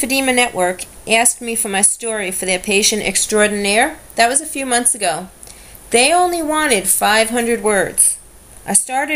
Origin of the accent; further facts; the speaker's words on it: New York City, New York, United States; I grew up in Brooklyn, New York.